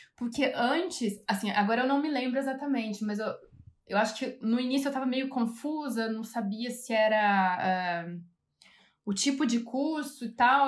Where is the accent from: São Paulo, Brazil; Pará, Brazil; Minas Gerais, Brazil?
São Paulo, Brazil; also born or lived in Rio de Janeiro / London; now in Munich, Germany; Sou de São Paulo, comecei na Imbi Morumbi, em São Paulo